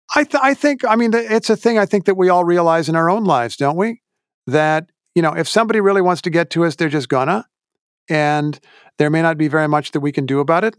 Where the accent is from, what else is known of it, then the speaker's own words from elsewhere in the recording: Indiana, United States; my home state